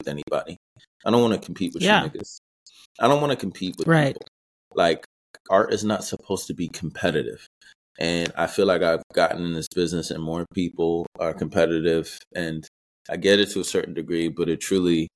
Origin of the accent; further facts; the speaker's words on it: New York City, New York, United States; moved away; I'm from Queens, New York